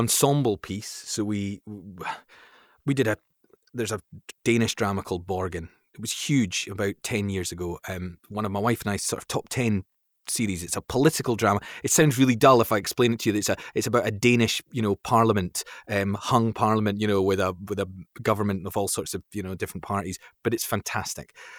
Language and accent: English; Fife, Scotland, United Kingdom; moved away as an adult; also born or lived in London; I was brought up in Fife, a place in Scotland, sort of near, like, Saint Andrews